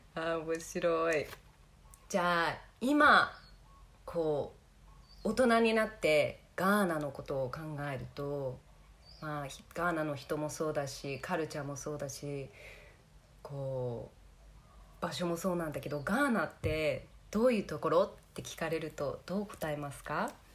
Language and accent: Japanese; Glenwood, Hawaii, United States; 私もグレンウッドっていうハワイ島の、うん、あの町で育ったんですけど